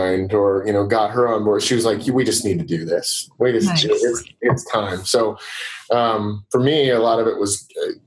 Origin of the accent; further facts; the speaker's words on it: Wichita, Kansas, United States; also born or lived in Denver, Colorado; Wichita, where I grew up right outside of Wichita, is a smaller town.